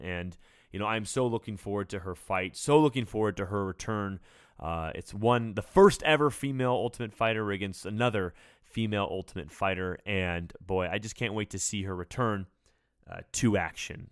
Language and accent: English; Sacramento, California, United States; in Sacramento, California, my hometown